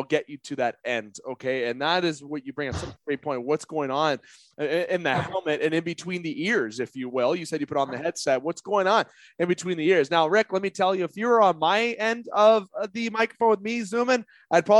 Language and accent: English; Canada; as a Canadian